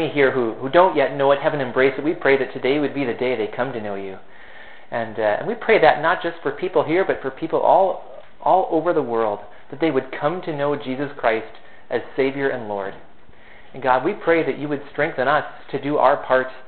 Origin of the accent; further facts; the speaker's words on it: Fergus Falls, Minnesota, United States; also born or lived in Turkey; Fergus Falls is my hometown. And for the first 18 years of my life here